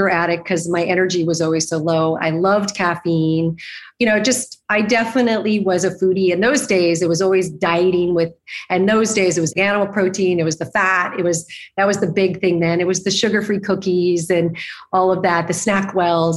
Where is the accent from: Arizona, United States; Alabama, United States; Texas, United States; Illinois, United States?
Arizona, United States; moved away as an adult; also born or lived in New York; now in Los Angeles, United States; I grew up in Arizona